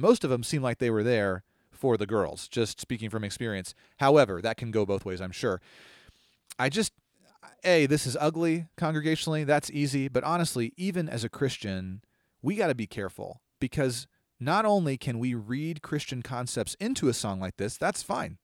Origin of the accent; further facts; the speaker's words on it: Longview, United States; the name of the city I grew up